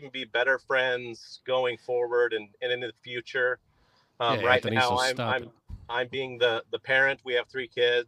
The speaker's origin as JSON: {"language": "English", "region": "Utah", "country": "United States", "said": "I'm from Utah originally"}